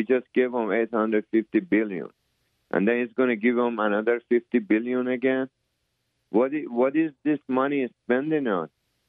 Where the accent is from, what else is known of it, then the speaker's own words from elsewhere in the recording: California, United States; It used to be very friendly before, even when I grew up in California. And then I came here in 1980s.